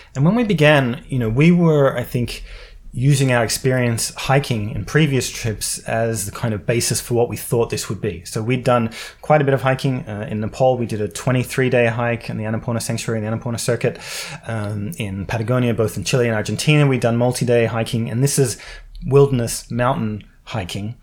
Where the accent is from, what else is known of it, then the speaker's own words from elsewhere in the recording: Australia; moved away as an adult; I come from Australia